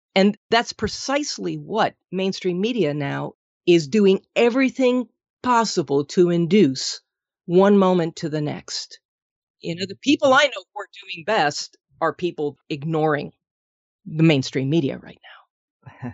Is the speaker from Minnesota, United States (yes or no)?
yes; Minnesota, United States; moved away; I'm originally from Minnesota